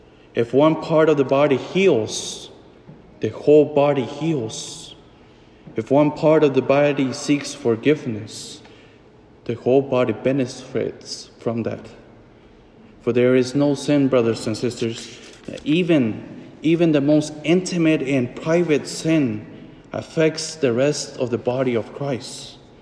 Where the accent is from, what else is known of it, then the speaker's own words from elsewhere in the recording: Fort Smith, Arkansas, United States; The moment when I celebrated the first Mass in my hometown in Fort Smith